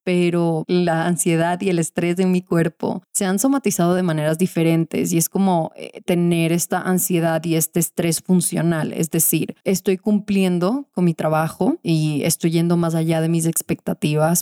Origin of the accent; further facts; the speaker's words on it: Venezuela; cuando era chiquita en Venezuela.